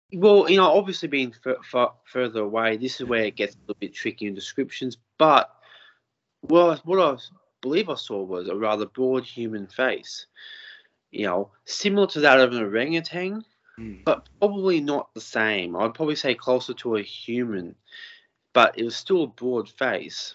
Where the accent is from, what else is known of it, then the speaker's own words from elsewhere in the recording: Lake Macquarie, New South Wales, Australia; I'm from Lake Macquarie as well.